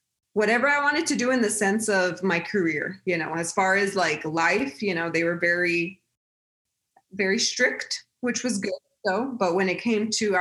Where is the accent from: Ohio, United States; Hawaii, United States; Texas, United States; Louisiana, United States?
Texas, United States; El Paso; I'm born and raised in El Paso, Texas